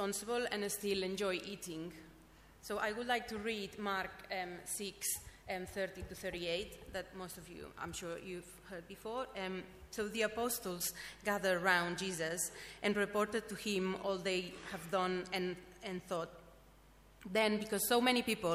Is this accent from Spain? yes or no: yes; Spain; moved away as an adult; now in London, United Kingdom; I'm from Spain